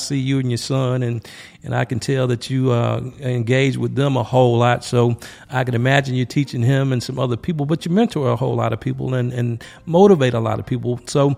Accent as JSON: {"language": "English", "area": "Laurens", "region": "South Carolina", "country": "United States", "tie": "born or raised there", "said": "That's right up the road from my hometown. I'm from Lawrence."}